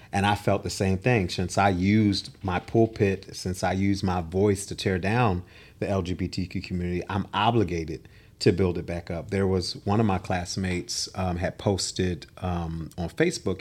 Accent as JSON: {"language": "English", "town": "Philadelphia", "region": "Pennsylvania", "country": "United States", "said": "I am from the city of brotherly love and sisterly affection, Philadelphia, Pennsylvania"}